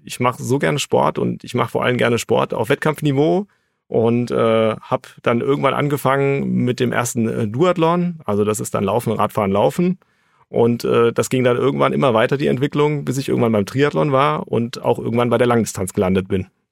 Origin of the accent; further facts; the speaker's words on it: Frankfurt, Hesse, Germany; Ich bin gebürtiger Hesse, geboren in Frankfurt, also ein Hesse aus ganzem Herzen.